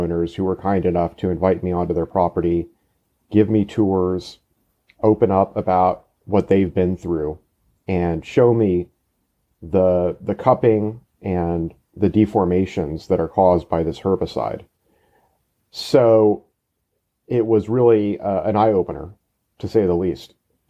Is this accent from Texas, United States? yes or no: yes; Austin, Texas, United States; now in Houston, United States; I am a native Texan. I grew up in Austin, and I've been living in Houston for the past 10 years.